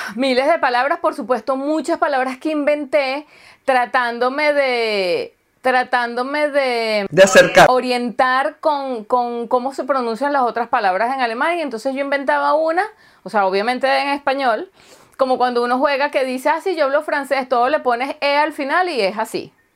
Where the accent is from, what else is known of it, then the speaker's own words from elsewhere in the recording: Venezuela; first language Spanish; now in Germany; yo soy suramericana y soy de Venezuela y tal, y acuérdate que yo, este, mi idioma materno entonces es español